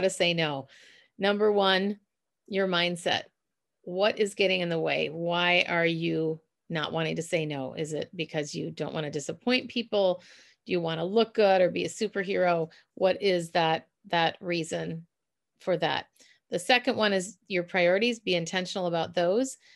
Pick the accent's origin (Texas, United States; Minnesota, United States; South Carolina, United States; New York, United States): Minnesota, United States; accent: Minnesota; my Minnesota accent